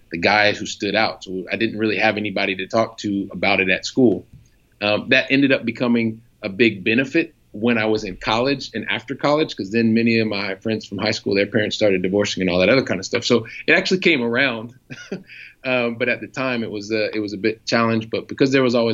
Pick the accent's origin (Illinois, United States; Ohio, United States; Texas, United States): Ohio, United States; Columbus; also born or lived in Paris, France / Montpellier, France / Italy; now in Barcelona, Spain; a guy from Columbus, Ohio ends up making it here to Barcelona, Spain